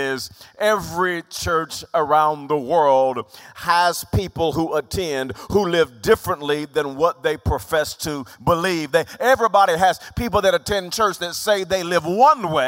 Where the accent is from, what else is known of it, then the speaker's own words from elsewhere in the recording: Wewoka, Oklahoma, United States; I'm from Wewoka